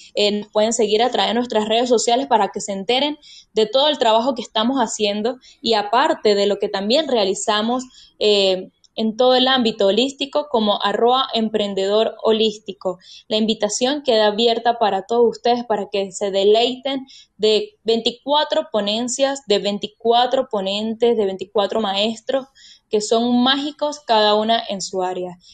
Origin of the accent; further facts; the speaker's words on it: Mérida, Venezuela; Somos cuatro mujeres venezolanas, todas de acá de Mérida